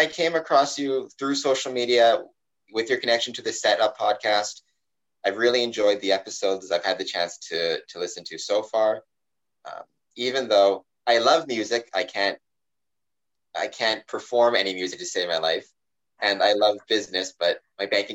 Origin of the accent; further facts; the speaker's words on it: Winnipeg, Manitoba, Canada; now in Windsor, Canada; I grew up in Winnipeg, Manitoba, though, which is like above Minneapolis